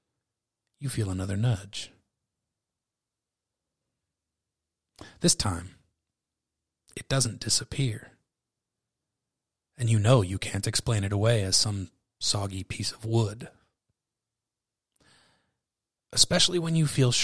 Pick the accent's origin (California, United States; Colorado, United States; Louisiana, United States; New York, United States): California, United States; I'm from California.